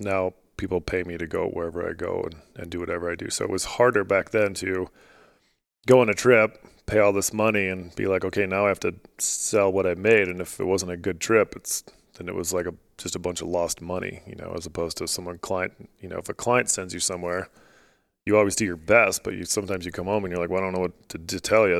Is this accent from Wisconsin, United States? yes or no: no; Alaska, United States; now in Utah, United States; I grew up in Alaska